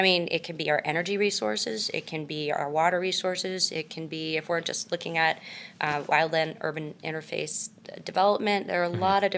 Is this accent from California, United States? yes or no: yes; California, United States; Mostly in California, but my dad was in the Navy, so you know, I bounced around.